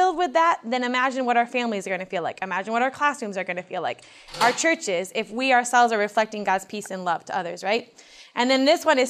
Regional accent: Michigan, United States; I was raised 2 hours south of here in Goebbels, Michigan, on a little farm

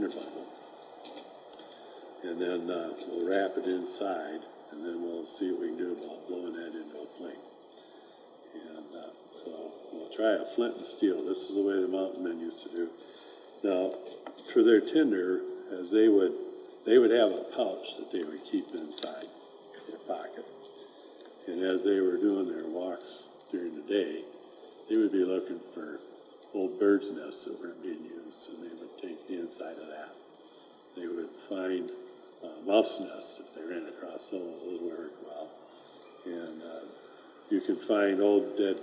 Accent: Michigan, United States; I'm from Michigan, and we're in Michigan right now.

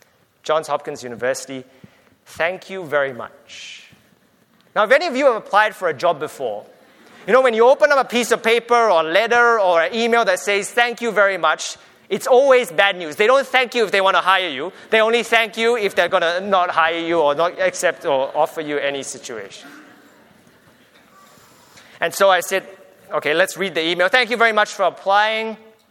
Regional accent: Australia; I'm from Australia, full stop.

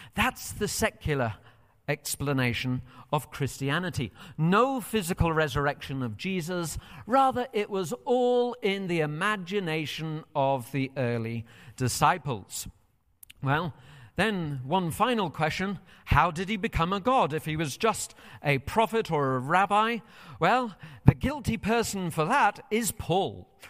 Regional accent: United Kingdom; moved away as an adult; now in United States

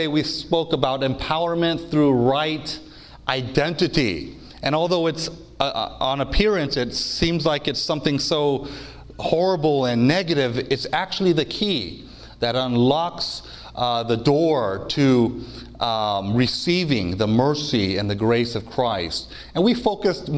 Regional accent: United States; because I am an American, and when you are an American, you have license to pick on your own country.

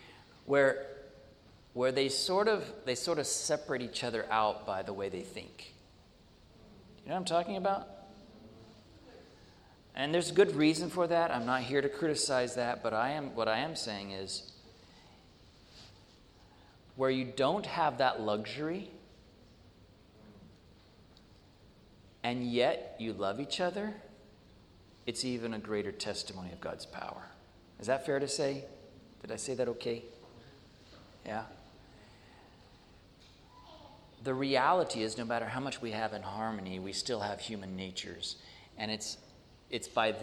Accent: United States; as an American

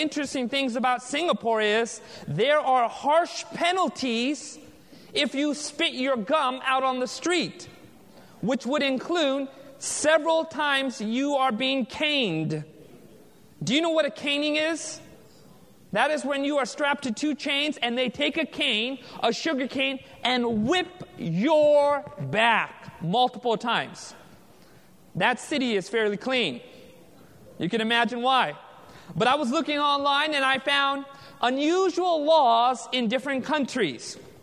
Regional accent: United States; Being born and raised in America

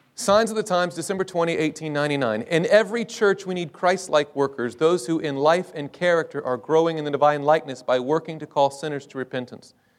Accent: United States; I was from the States

